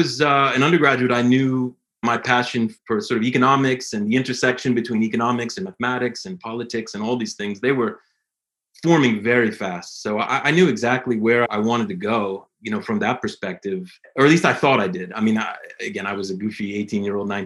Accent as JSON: {"language": "English", "town": "Washington", "region": "District of Columbia", "country": "United States", "tie": "born or raised there", "also_born_or_lived": "St. Louis, Missouri / Durham, North Carolina", "moved": "as an adult", "lives_now": "North Carolina, United States", "said": "I'm a kid from Washington, D.C. That's where I grew up"}